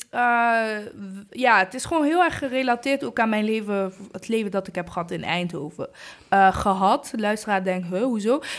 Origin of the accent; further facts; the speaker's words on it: Rwanda; En eigenlijk een groot gedeelte van ehm, de plek waar mijn ouders vandaan komen in Rwanda. Ik kom uit Rwanda.